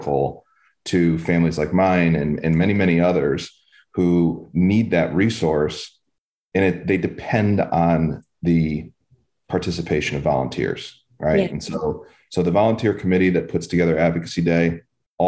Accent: Cleveland, Ohio, United States; moved away; That's my home. I'm originally from Cleveland

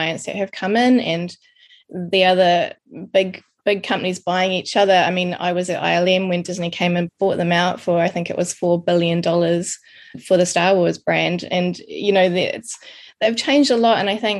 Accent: New Zealand; moved away as an adult; also born or lived in Wellington; now in London, United Kingdom; I'm a Kiwi from New Zealand, living in London with my son and husband

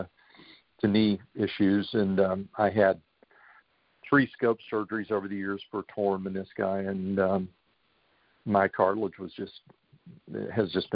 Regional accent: Dallas, Texas, United States; I grew up in Dallas, Texas. I've lived in the Dallas area all my life

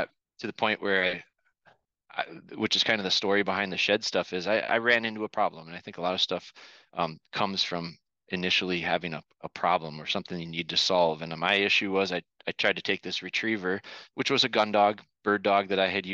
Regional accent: northern Wisconsin, United States; I was born and raised here in Wisconsin, northern Wisconsin, and now we're located kind of in central Wisconsin

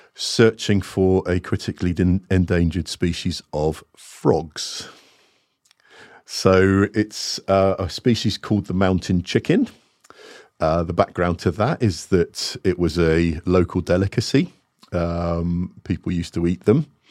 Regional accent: Plymouth, South West England, United Kingdom; also born or lived in Singapore / Montserrat; had a very stable upbringing and childhood in Plymouth.

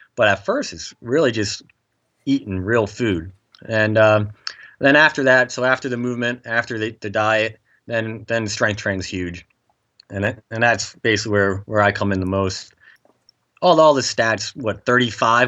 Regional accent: Nazareth, Pennsylvania, United States; Nazareth is my hometown

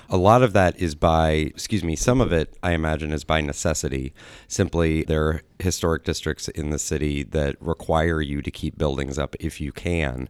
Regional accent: Columbus, Ohio, United States; I grew up on Indianola Avenue

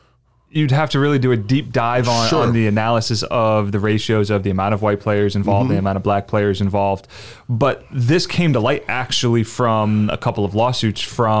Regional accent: New Jersey, United States; now in Florida, United States; I grew up in South Jersey.

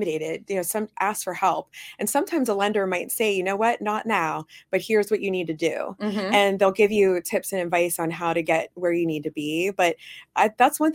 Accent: Youngstown, Ohio, United States; also born or lived in Canfield, Ohio; I was born in Youngstown, Ohio. So I'm from this area. So I'm from Youngstown. I am Youngstown, Mahoney Valley through and through

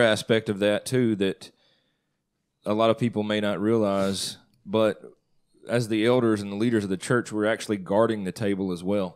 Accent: Northeast Mississippi, United States; I grew up in Northeast Mississippi

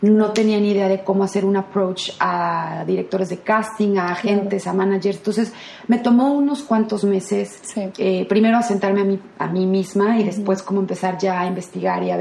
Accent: Guadalajara, Jalisco, Mexico; moved away as an adult; now in Los Angeles, United States; yo, como dijiste, soy mexicana, nacida en Guadalajara y tengo ya viviendo aquí en Los Ángeles siete años.

